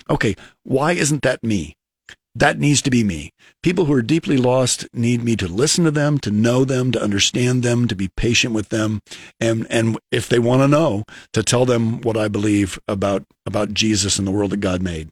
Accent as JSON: {"language": "English", "town": "Lincoln", "region": "Nebraska", "country": "United States", "tie": "born or raised there", "said": "I'm from South Lincoln"}